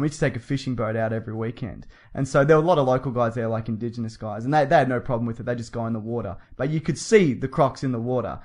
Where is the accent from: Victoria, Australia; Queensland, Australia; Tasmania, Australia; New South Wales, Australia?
Victoria, Australia; Melbourne; accent: Australian; we're from Melbourne